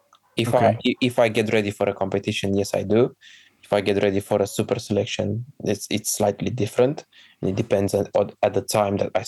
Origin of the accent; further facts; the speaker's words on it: Romania; moved away as an adult; now in United Kingdom; my home country